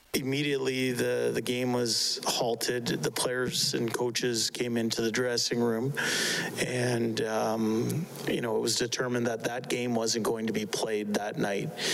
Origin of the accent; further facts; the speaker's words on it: Canada; as a Canadian